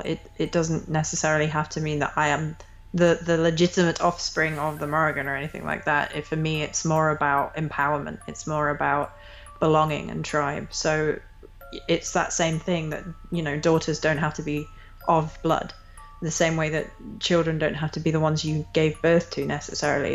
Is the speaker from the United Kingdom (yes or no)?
yes; England, United Kingdom; I grew up in England